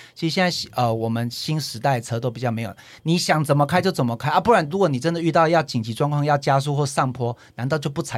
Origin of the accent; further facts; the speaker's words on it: Taichung, Taiwan; 我是台中的